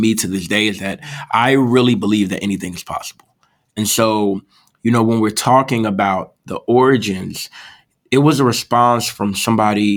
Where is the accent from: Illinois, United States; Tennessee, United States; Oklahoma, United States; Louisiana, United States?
Illinois, United States; Chicago; Southside native, born and raised in Inglewood